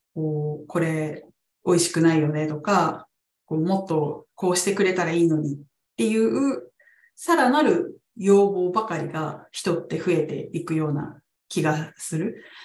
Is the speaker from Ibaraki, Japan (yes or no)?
yes; Ibaraki, Japan; now in Nagoya, Japan; 私は茨城で生まれ育って